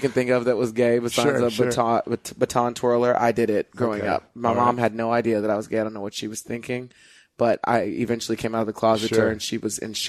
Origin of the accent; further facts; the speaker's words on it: Plainview, Texas, United States; moved away as an adult; I grew up in Plainview, Texas, yeah. where you could only see people like that on TV, and they don't come and tour near you or anything.